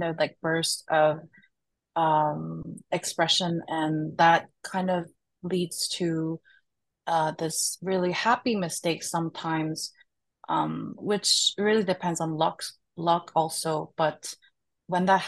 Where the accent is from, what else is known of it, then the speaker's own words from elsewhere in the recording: Seoul, South Korea; moved away as an adult; now in Chicago, United States; I grew up and raised in Korea